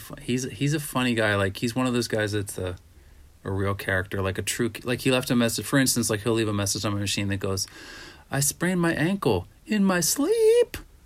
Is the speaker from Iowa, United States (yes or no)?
no; Pittsburgh, Pennsylvania, United States; also born or lived in Minnesota / Honolulu; I come from Pittsburgh and Minnesota and.